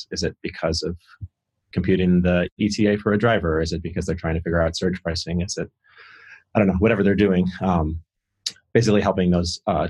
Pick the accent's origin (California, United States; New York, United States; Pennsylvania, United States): New York, United States; Upstate New York, outside of Rochester.